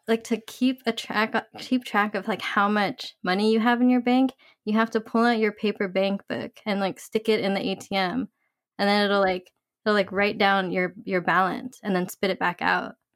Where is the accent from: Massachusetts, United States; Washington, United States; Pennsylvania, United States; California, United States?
California, United States; we're from California